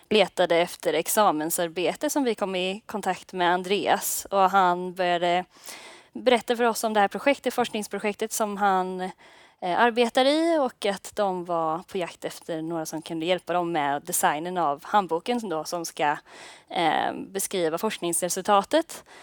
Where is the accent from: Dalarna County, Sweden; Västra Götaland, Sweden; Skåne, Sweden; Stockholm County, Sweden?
Västra Götaland, Sweden; Ljungskile; moved away as an adult; now in Gothenburg, Sweden; och ehm, jag kommer faktiskt från Ljungskile från början men så har jag flyttat till Göteborg nu för att studera.